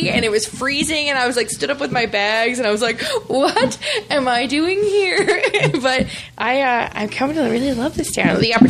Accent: St. John's, Newfoundland and Labrador, Canada; moved away as an adult; I'm one of the people that are from Newfoundland, but I grew up in St. John's.

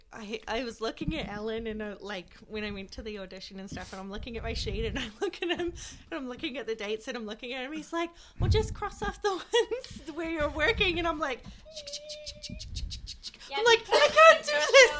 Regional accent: New Zealand; moved away; I never back in my hometown, because I'm like originally from New Zealand

